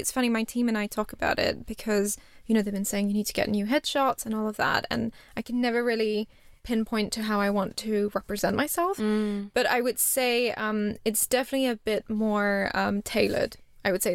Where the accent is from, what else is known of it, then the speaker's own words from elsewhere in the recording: Singapore; moved away as an adult; also born or lived in India / Edinburgh; now in London, United Kingdom; having been brought up in Singapore